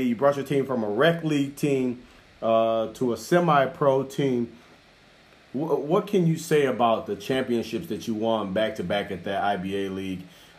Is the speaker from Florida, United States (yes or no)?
no; Kenosha, Wisconsin, United States; we're from Kenosha